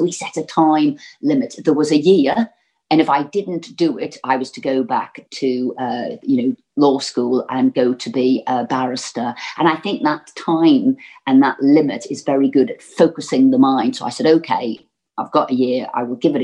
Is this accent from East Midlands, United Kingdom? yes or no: no; Liverpool, North West England, United Kingdom; growing up in Liverpool